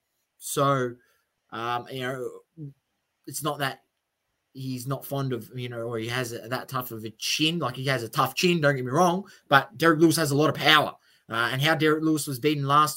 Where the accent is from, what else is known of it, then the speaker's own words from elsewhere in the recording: Australia; obviously being an Aussie